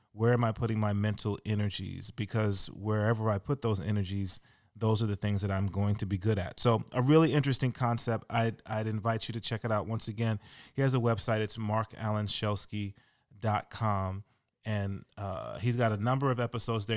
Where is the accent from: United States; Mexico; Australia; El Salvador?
United States; Louisiana; I'm from Louisiana pretty much